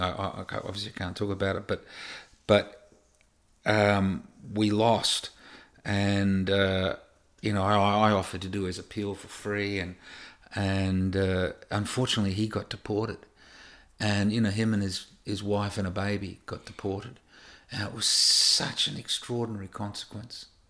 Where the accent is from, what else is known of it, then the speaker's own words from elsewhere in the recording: Australia; moved away as an adult; also born or lived in United States; growing up in Australia